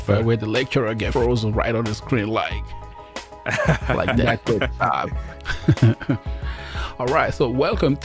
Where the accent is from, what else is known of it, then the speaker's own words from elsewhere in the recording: Nigeria; I'm Nigerian as well.